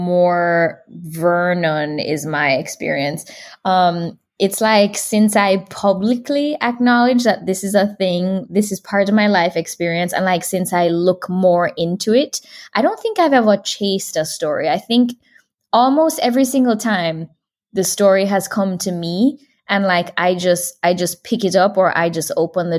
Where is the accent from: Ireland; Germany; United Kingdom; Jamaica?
Jamaica; also born or lived in California / Florida; now in Texas, United States; I do feel super connected to Jamaica